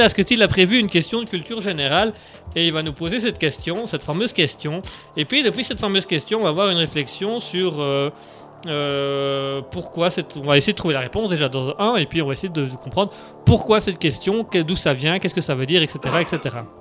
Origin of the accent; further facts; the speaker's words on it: Belgium; Nous sommes belges